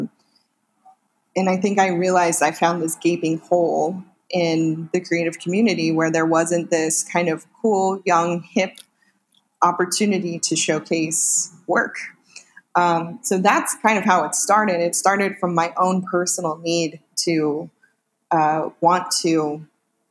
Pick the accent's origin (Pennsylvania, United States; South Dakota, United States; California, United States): California, United States; Northern; moved away as an adult; now in Los Angeles, United States; So I'm originally from Northern California, where I lived with that big family